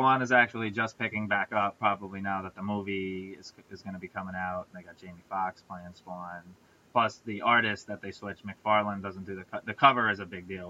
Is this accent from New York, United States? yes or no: yes; New York, United States; we're from New York